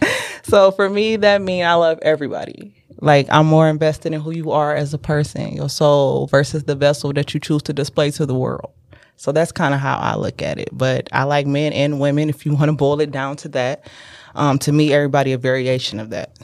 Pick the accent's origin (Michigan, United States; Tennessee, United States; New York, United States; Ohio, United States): Michigan, United States; Detroit; also born or lived in South Carolina; now in Ann Arbor, United States; I'm originally from the East Side, Gratiot and Van Dyke